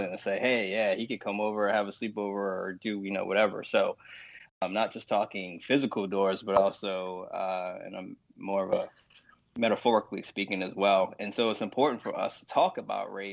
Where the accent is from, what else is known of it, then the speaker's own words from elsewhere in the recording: Baltimore, Maryland, United States; I was born and raised in Baltimore in a single parent household.